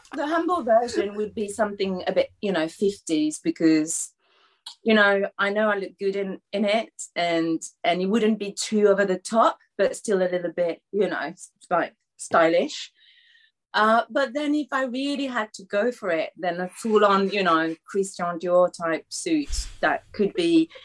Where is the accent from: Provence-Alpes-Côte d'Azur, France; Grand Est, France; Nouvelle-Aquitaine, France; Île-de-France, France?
Île-de-France, France; Paris; now in Ramsgate, United Kingdom; I think Paris is still my hometown